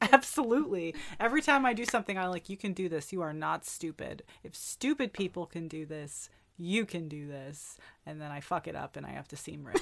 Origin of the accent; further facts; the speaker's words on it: New York, United States; as a New Yorker